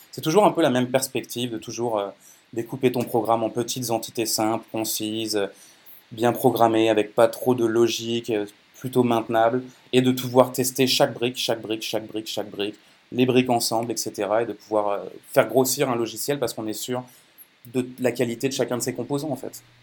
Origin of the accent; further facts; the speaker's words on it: France; moved away; also born or lived in Quebec; Je suis né en France, euh, j'ai passé pas mal de temps au Québec et maintenant je suis franco-canadien